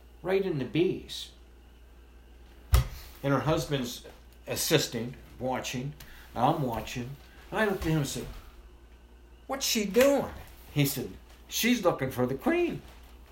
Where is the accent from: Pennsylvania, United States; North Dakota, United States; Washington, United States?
Pennsylvania, United States; Carlisle; also born or lived in North Carolina; I was born and raised in Carlisle.